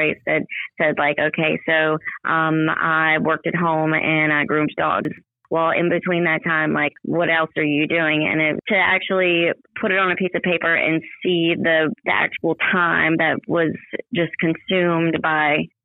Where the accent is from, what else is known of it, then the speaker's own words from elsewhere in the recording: Ocean Springs, Mississippi, United States; I'm from Ocean Springs, and I've been here a long time, almost my whole life.